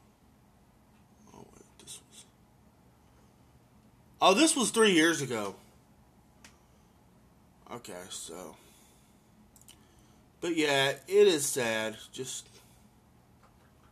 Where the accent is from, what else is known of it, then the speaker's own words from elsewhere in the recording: Oklahoma, United States; I'm from Oklahoma